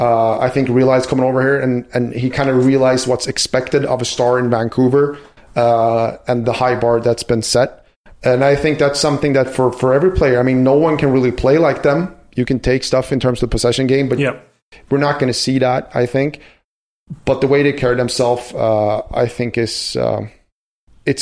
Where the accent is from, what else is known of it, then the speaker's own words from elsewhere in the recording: Västernorrland County, Sweden; my hometown, it's 30,000 people, and we have Forsberg and Naslund and Hedman and the Sedins coming out of there.